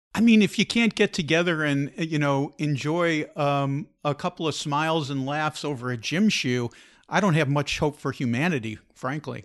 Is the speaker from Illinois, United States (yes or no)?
yes; Chicago, Illinois, United States; now in Portugal; I grew up eating, uh, in Chicago tavern style pizza